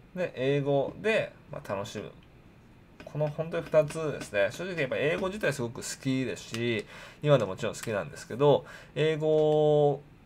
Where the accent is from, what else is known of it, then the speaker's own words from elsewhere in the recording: Japan; 日本でですね、生まれ育った